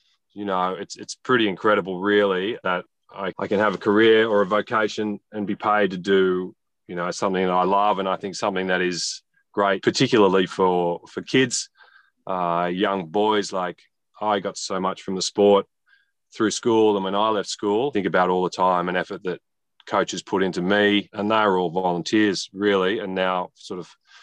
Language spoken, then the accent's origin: English; Melbourne, Victoria, Australia; also born or lived in Newcastle; I grew up in Melbourne. We moved around a bit, born in Newcastle